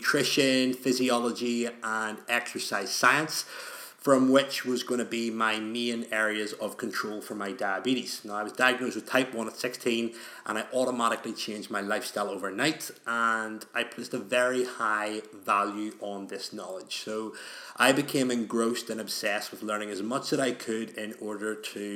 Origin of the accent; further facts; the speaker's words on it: Belfast, Northern Ireland, United Kingdom; in Northern Ireland, where I'm from Belfast